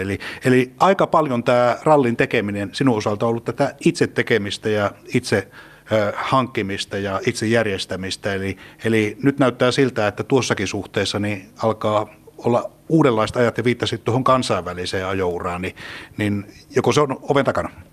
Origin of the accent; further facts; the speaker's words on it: Central Finland, Finland; me keskisuomalaisina